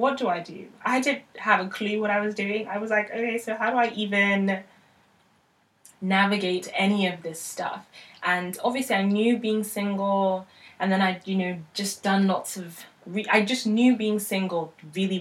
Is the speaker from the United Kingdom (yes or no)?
yes; United Kingdom; also born or lived in Nigeria (heritage); now in London, United Kingdom; I am Nigerian British.